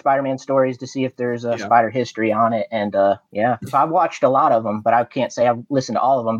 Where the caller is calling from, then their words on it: Virginia, United States; Southwest Virginia.